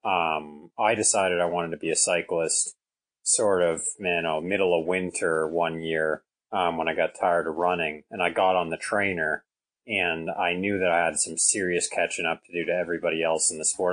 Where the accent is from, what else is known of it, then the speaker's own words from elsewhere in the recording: Canada; I'm from Canada. It snows quite a bit here